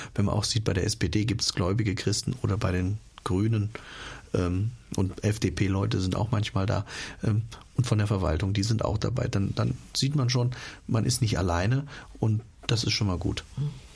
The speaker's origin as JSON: {"language": "German", "region": "Hesse", "country": "Germany", "said": "bei uns in Hessen"}